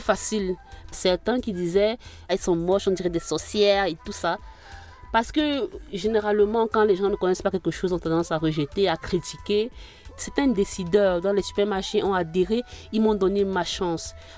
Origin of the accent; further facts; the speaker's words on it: Littoral, Cameroon; je suis originaire du littoral du Cameroun. J'ai grandi dans une famille très modeste